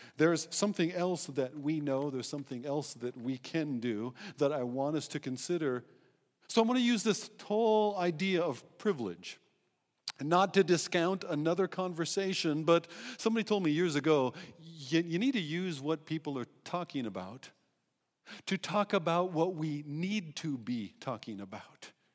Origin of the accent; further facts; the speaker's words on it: United States; moved away; also born or lived in Eswatini; being American